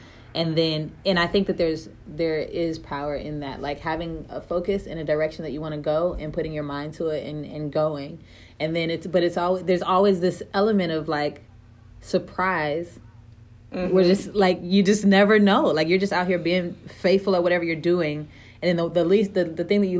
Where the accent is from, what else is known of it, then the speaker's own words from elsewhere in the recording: Tidewater, Virginia, United States; my number is 757 because I'm from Tidewater, Virginia